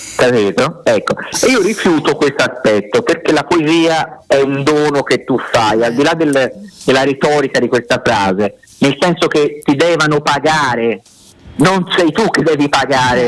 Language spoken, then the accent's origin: Italian; Fiesole, Tuscany, Italy; also born or lived in Elba / Sicily / Naples; io sono nato in Italia